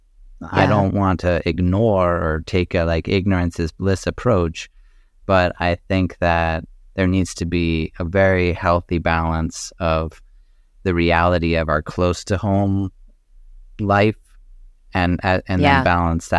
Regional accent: Connecticut, United States; also born or lived in Maryland / New Hampshire; I was born in Maryland. My father was in the Navy at that time, so he was stationed in Maryland. And then we moved to a farm in New Hampshire when I was just a few years old, and then ended up in Southern Connecticut

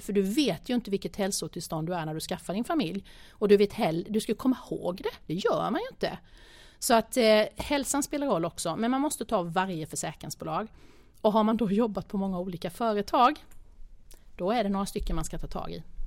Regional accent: Småland, Sweden; jag kommer ju från Småland, vi, bo, vi bor ganska billigt i det lilla samhället där jag bor

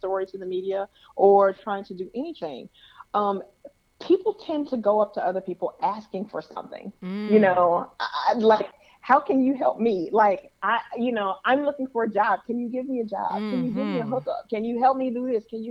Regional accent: Chicago, Illinois, United States; moved away as an adult; also born or lived in Toledo / Detroit; now in Los Angeles, United States; having been born and raised in Chicago

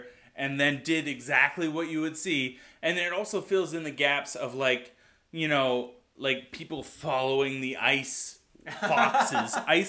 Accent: Ontario, Canada; Like, rural Ontario. Super rural Ontario.

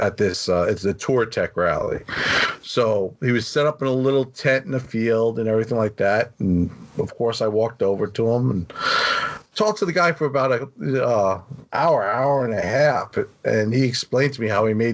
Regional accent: New York, United States; also born or lived in Garden Grove, California; I grew up in New York, so I moved back home

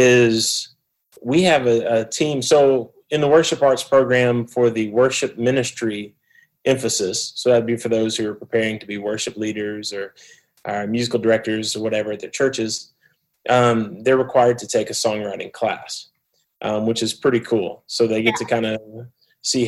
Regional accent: Mobile, Alabama, United States; accent: southeast United States; moved away as an adult; also born or lived in Memphis, Tennessee; now in Phoenix, United States; I'm from Mobile, Alabama. People could probably tell I'm from the southeast of the United States with my accent.

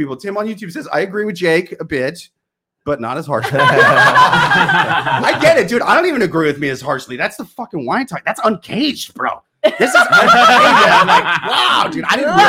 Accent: Midwest, United States; we're from the Midwest.

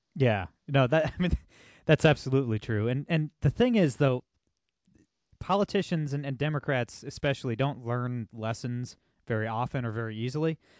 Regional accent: Ohio, United States; I'm from Ohio

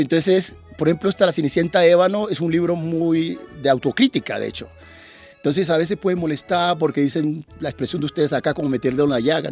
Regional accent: Turbo, Antioquia, Colombia; moved away as an adult; also born or lived in Medellín, Colombia / Narbonne, France / Montpellier, France; now in France; yo terminé el bachillerato en Urabá, yo vengo de Turbo

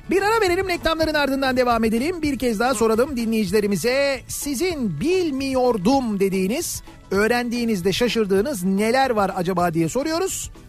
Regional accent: Fatih, Istanbul, Turkey; 1966 yılında Fatih'te doğup büyüdüm. Ee, 14 yaşına kadar orada yaşadım. Malta çarşısında babamın dükkanı vardı.

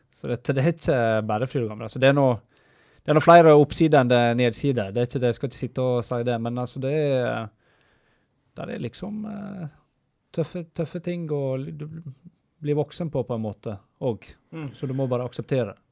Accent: Stryn, Vestland, Norway; jeg kommer jo fra Stryn

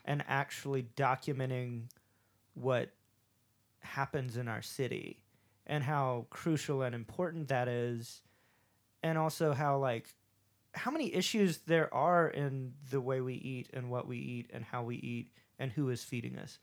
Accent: the South, United States; accent: southern; my southern accent pokes out all the time

